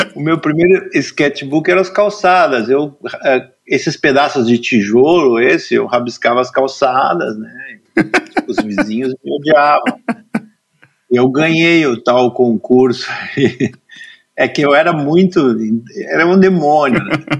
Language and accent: Portuguese; Cachoeira do Sul, Rio Grande do Sul, Brazil; Eu nasci em Cachoeira do Sul, no interior, bem no centro do Rio Grande do Sul